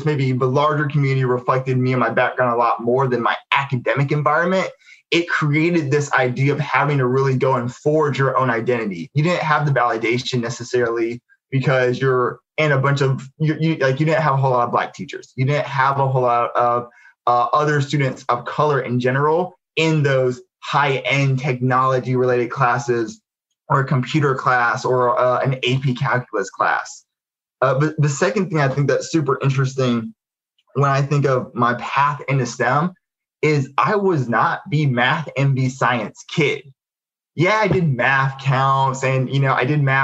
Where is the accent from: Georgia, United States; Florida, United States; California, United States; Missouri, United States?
Georgia, United States; Albany; I grew up in Albany, Georgia. So this is, you know, Southwest Georgia